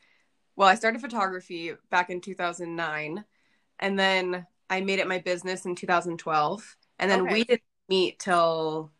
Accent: Arizona, United States; No, I'm from Arizona and he's from Nevada.

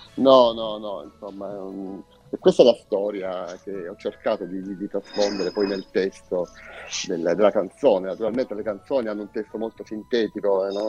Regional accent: Lecce, Apulia, Italy; noi siamo leccesi

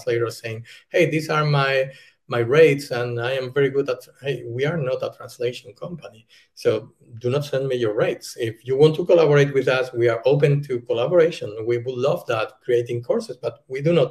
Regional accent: Spain; English is a second language; moved away as an adult; now in Germany; I'm from Spain. I'm living in Germany.

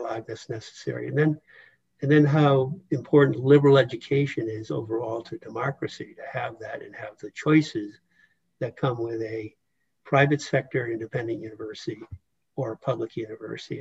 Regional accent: United States; here I was born in the United States

